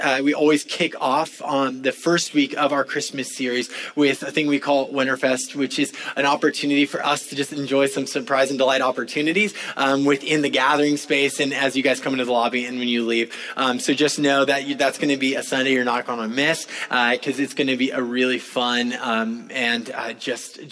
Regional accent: California, United States; now in Florida, United States; I know I'm from California

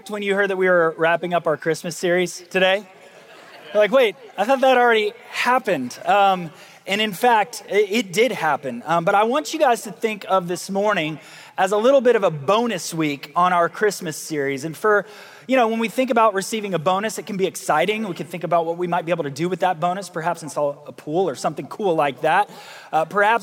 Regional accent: United States; those of us who've been, in the United States, growing up in America

